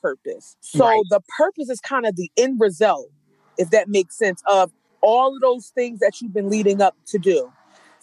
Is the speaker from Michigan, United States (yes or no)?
no; Philadelphia, Pennsylvania, United States; I'm from North Philadelphia, graduated from Strawberry Mansion